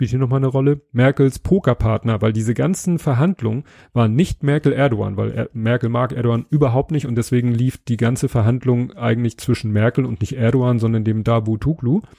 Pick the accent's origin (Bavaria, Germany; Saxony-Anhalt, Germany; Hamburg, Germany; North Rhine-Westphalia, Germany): Hamburg, Germany; Ich bin Hamburger, das merkt man.